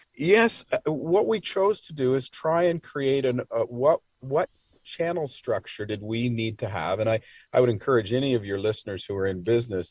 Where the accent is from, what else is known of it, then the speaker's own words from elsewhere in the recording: Toronto, Ontario, Canada; I am from Toronto